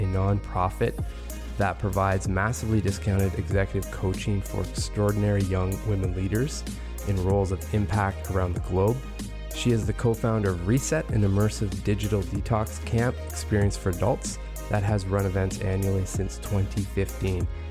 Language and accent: English; Sudbury, Ontario, Canada; I'm from Sudbury